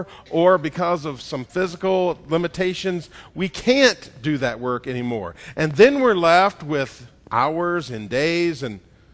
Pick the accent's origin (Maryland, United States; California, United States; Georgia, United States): Georgia, United States; I'm from Georgia